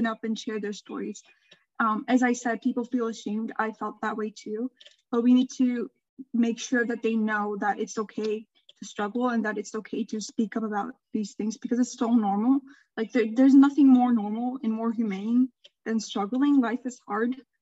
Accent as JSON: {"language": "English", "country": "Turkey", "said": "I'm from Turkey, and Turkey is a Middle Eastern country"}